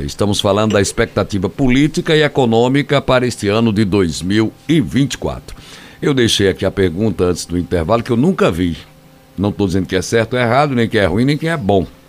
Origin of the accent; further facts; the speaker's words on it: Northeast Region, Brazil; Muita gente aqui no Nordeste, né? Somos nordestinos